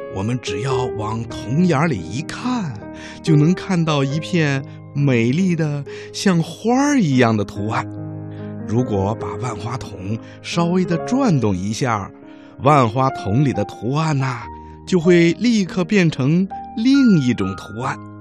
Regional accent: Xinjiang, China; 一年五岁了，我来自新疆

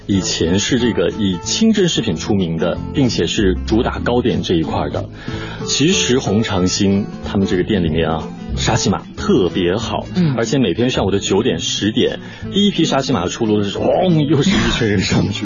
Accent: Northeast China, China; now in Shanghai, China; 是咱们东北人很喜欢吃的这个红肠

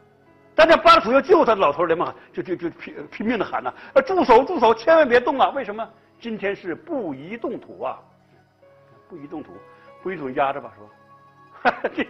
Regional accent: China; 在我们中国人看来，哎，天也有心，天的心是什么？天的心就是人，啊，天也充满一颗大爱之心，哎，这是中国人的看法。

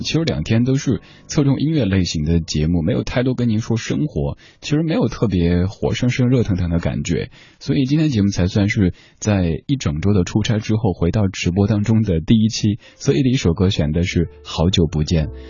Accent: Chengdu, Sichuan, China; moved away; 上周回来是家乡四川

